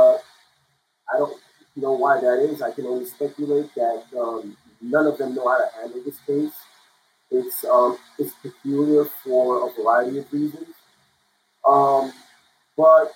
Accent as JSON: {"language": "English", "country": "United States", "tie": "born or raised there", "also_born_or_lived": "Germany", "said": "I was here since 2 years old, since 2 months"}